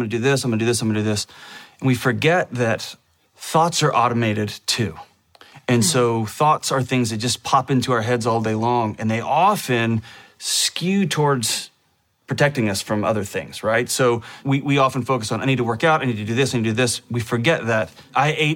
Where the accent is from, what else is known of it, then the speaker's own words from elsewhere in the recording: Texas, United States; I was born in Texas, which is one of the greatest places on earth to live.